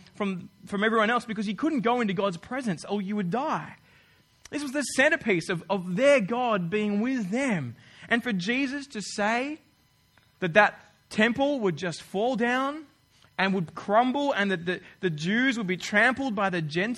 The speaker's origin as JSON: {"language": "English", "country": "Australia", "moved": "as an adult", "lives_now": "New Zealand", "said": "I'm from Australia"}